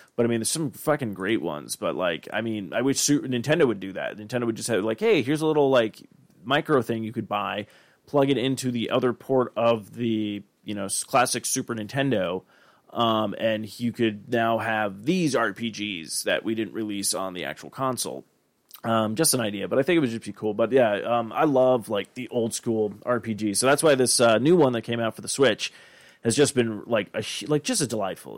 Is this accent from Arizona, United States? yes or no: yes; Arizona, United States; growing up in Arizona